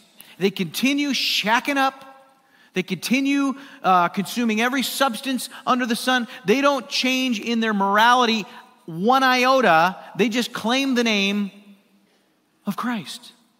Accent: California, United States; Everybody knows I came from California

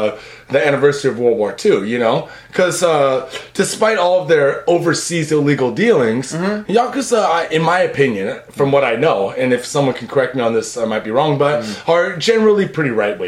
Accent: United States; now in Japan

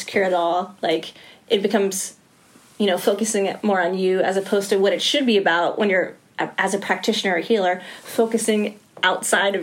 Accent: East Coast, United States; moved away as an adult; I'm originally from the East Coast. Moved out here about a year and a half ago

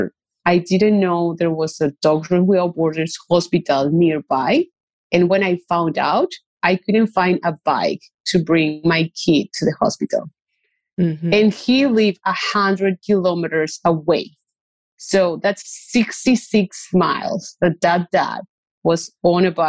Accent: Paraguay; moved away; I grew up in a place, like I grew up in Paraguay.

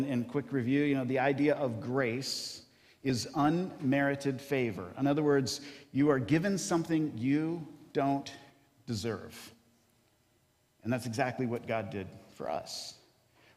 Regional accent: Kentucky, United States; moved away; I grew up in Kentucky

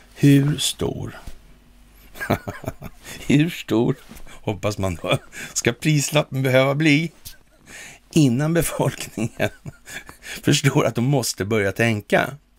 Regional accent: Sweden; vi är svenskar

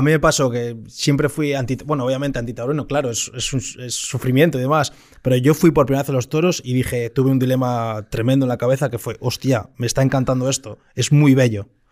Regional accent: Santander, Cantabria, Spain; now in Madrid, Spain; Yo soy de Santander

